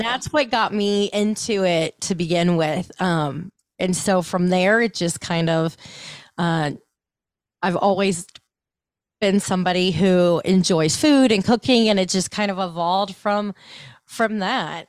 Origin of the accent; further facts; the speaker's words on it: Ohio, United States; I grew up in Ohio